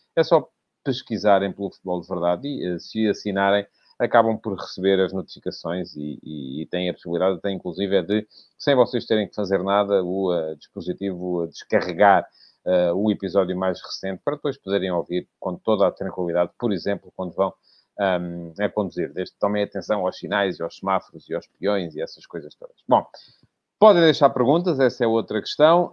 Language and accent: Portuguese; Ribatejo, Portugal; sou ribatejano